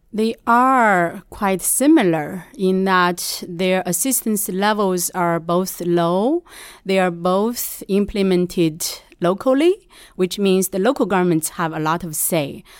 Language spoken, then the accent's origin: English; Shanxi, China; moved away as an adult; also born or lived in United States; now in New York, United States; I'm initially from Shanxi